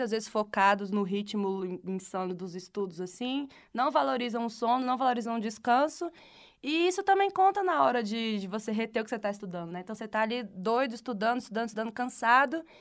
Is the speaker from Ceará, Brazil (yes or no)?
yes; Ceará, Brazil; voltando para o Ceará, voltando para o Ceará, de volta para minha terra, para a terra do Vitor, na verdade.